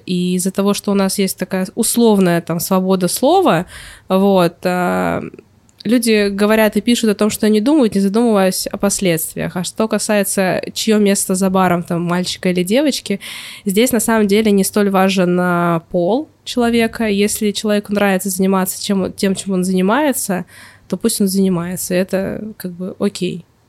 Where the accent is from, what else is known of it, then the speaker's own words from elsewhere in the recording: Novosibirsk, Novosibirsk Oblast, Russia; moved away as an adult; now in Saint Petersburg, Russia; защищала у себя в городе диплом в а, Новосибирске.